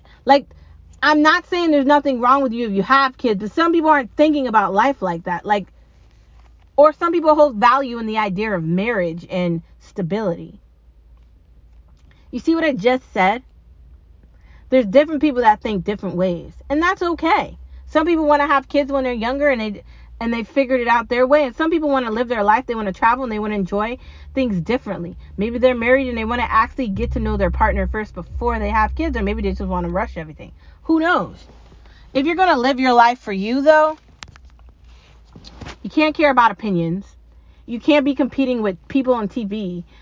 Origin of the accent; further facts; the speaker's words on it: United States; Born and raised here, gonna die here, American